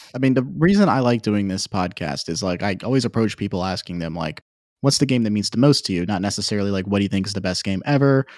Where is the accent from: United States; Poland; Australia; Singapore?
United States; Virginia; now in Georgia, United States; I'm a Southern boy. Uh, I grew up in Virginia. I'm living in Georgia now